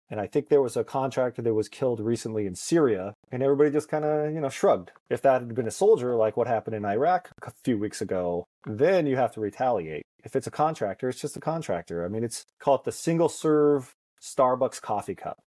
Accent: Cottonwood, Arizona, United States; also born or lived in Boston; grew up in the thriving metropolis of Cottonwood, Arizona

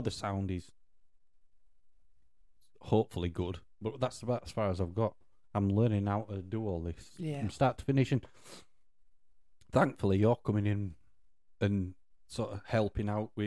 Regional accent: Yorkshire and the Humber, United Kingdom; We're from Yorkshire

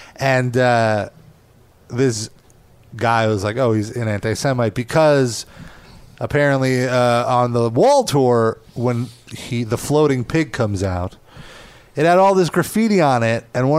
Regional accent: New York, United States; growing up in New York

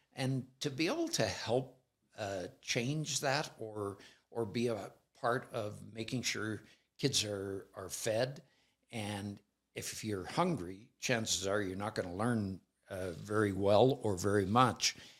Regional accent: Alberta, Canada; I'm from Alberta

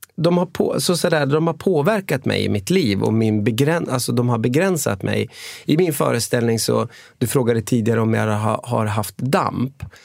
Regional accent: Umeå, Västerbotten County, Sweden; also born or lived in Gothenburg; now in Karlstad, Sweden; född och uppvuxen i Umeå

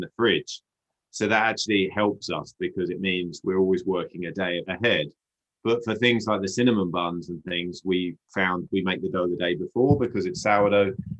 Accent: United Kingdom; now in Whistler, Canada; we brought the British to British Columbia

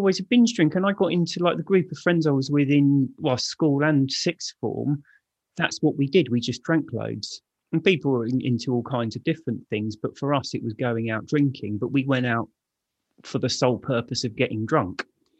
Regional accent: Raynes Park, London, United Kingdom; also born or lived in Hammersmith; I was born in Hammersmith Hospital, but grew up in Raines Park, which is sort of near Wimbledon. And yeah, grew up, went to school around there, spent all of my life up to my 30s, I think, living in Raines Park.

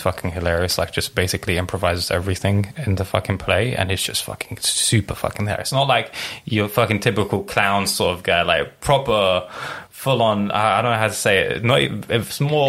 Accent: Lebanon; moved away; I grew up in Lebanon for like 10 years

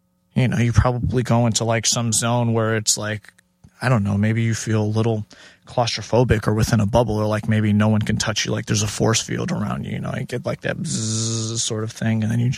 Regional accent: Chicago, Illinois, United States; also born or lived in Houston / Minneapolis / New York / Los Angeles; in the way I grew up in Chicago and then Houston and then a transplant to Minneapolis and New York, LA for a bit.

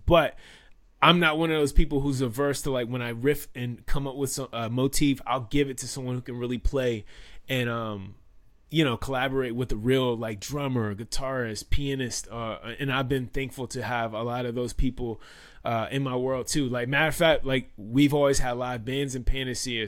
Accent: Washington, District of Columbia, United States; also born or lived in Maryland; I am from Washington, D C. I'm a native Washingtonian

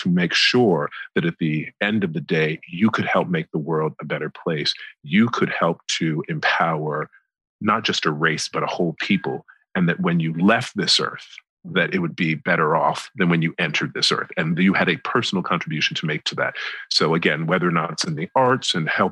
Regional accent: the American South, North Carolina, United States; accent: American; moved away as an adult; now in United Kingdom; I've come from the American South

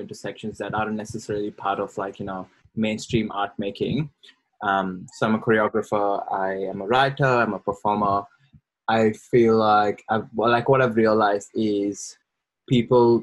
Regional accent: India; moved away as an adult; now in Brisbane, Australia; I am thoroughly Indian. I've been in Australia, in quotes, for the last 5 years and predominantly lived in Brisbane.

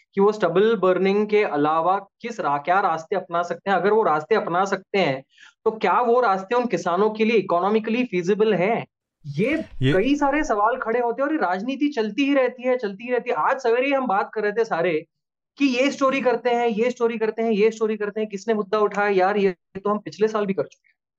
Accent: Mumbai, Maharashtra, India; moved away as an adult; now in Delhi, India; मैं मुंबई शहर से हूँ बेसिकली

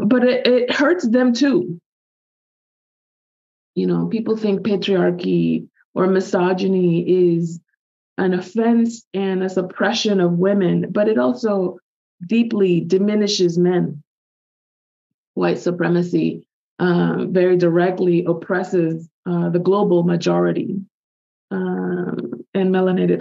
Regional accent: Dominican Republic; moved away; also born or lived in United States; my home country, Giovanni, Dominican Republic

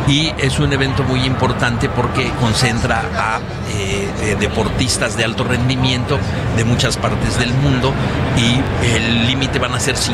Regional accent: Zacatlán, Puebla, Mexico; soy de Zacatlán, orgullosamente

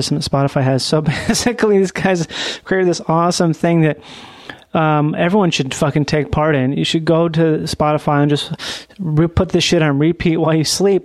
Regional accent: Minnesota, United States; I'm from Minnesota

